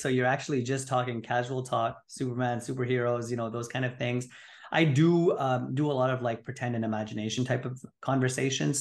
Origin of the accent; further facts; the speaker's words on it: Montreal, Quebec, Canada; moved away as an adult; also born or lived in Greater Toronto Area; now in Toronto, Canada; born and raised in Montreal, but now practicing out of the Greater Toronto Area